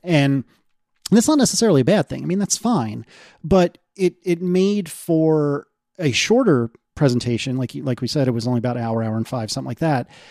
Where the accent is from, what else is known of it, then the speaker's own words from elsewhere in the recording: United States; I'm an American